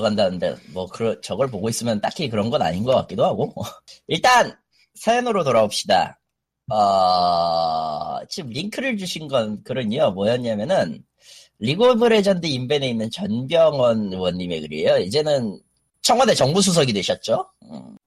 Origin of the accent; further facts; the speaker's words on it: Gwangju, South Korea; 저는 광주 네. 출신이지만